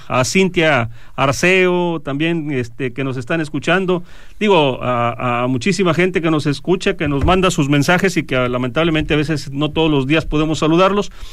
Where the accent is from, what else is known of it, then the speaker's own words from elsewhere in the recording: Mexico; como mexicanos